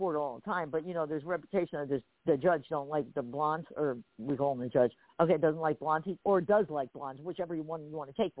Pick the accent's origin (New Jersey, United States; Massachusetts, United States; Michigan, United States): New Jersey, United States; I'm a mixture of Jersey. Wait, do I still sound like I'm from Jersey?